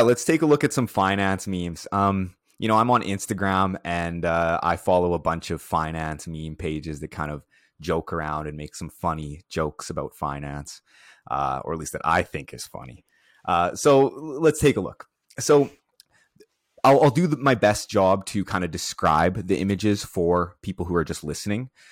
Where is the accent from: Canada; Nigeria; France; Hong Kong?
Canada; Prince Albert, Saskatchewan; Prince Albert, where is, which is my hometown.